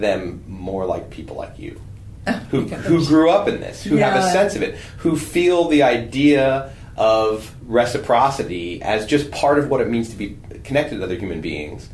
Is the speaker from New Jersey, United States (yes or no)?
yes; New Jersey, United States; moved away; I grew up in New Jersey